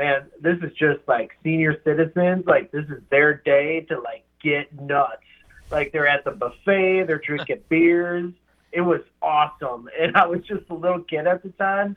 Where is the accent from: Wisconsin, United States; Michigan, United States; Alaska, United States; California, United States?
Wisconsin, United States; West Bend; now in Lake Mills, United States; I grew up in West Bend.